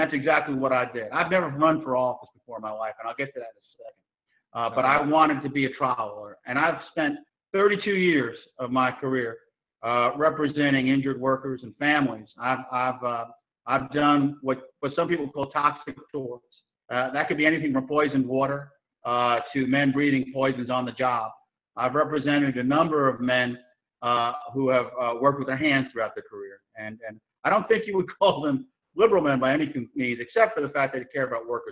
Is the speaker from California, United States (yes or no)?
no; New York City, New York, United States; moved away as an adult; also born or lived in Virginia; now in Charleston, United States; I'm originally from Queens, New York, and I was born and raised there